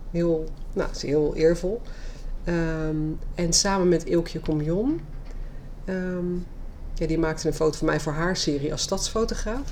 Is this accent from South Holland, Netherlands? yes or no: yes; Leiden, South Holland, Netherlands; geboren en getogen Leidse